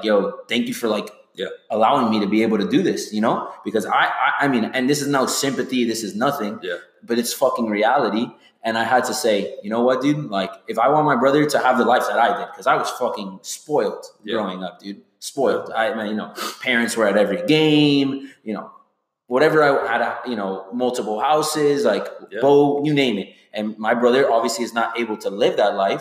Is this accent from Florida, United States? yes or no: yes; Miami, Florida, United States